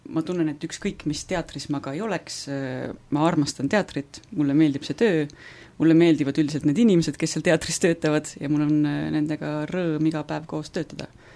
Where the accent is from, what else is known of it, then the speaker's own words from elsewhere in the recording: Võru, Võru County, Estonia; now in Viljandi, Estonia; ma olen ise Võrust pärit